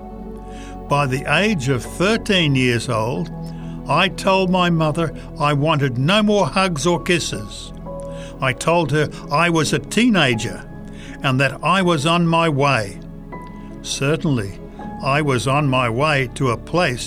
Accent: Chicago, Illinois, United States; Raised in the Chicago area as a youth, I was taught to pray and have worship

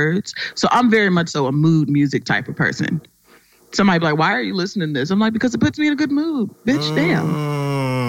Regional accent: Ohio, United States; now in Los Angeles, United States; I'm from Ohio

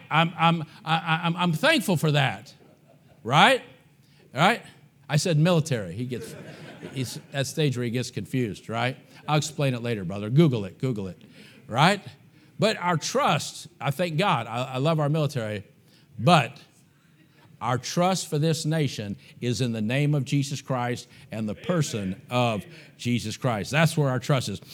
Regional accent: United States; I'm an American.

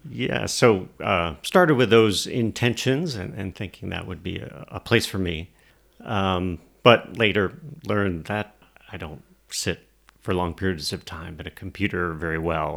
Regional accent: Albany, Georgia, United States; now in Atlanta, United States; I grew up in Albany, Georgia, um, but came to Atlanta to go to school, and then um, you know started my career here.

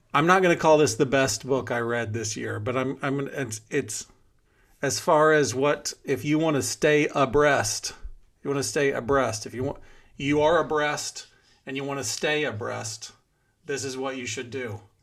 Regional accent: Houston, Texas, United States; moved away; We grew up together in Houston

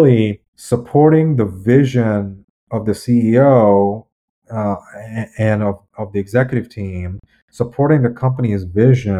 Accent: United States; I'm an American

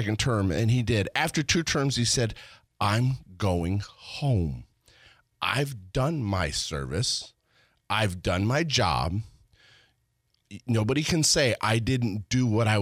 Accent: Pennsylvania, United States; moved away; I am native from Pennsylvania

